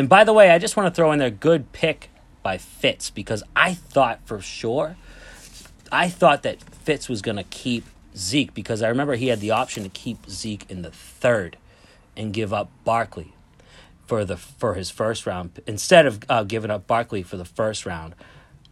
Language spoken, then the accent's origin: English; New England, United States; we're from New England